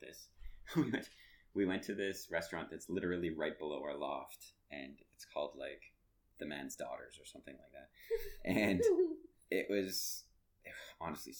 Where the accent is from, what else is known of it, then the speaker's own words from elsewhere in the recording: Canada; as a Canadian, it hurt my Canadian pride.